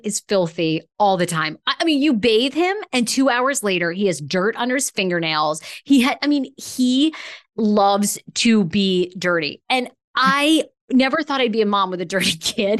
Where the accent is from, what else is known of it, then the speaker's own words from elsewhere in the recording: Maine, United States; moved away; I grew up in Maine